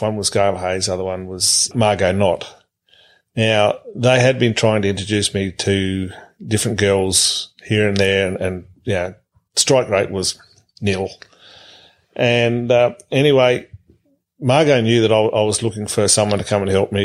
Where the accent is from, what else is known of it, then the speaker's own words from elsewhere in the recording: Tennant Creek, Northern Territory, Australia; moved away as an adult; also born or lived in Mount Riddick; I was born in in the July of 1963, and we're there till uh, we sold out in December '86